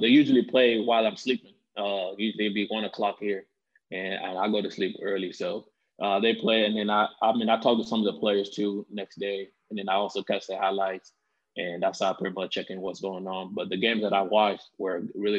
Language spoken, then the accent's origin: English; Iowa, United States; I grew up in Iowa too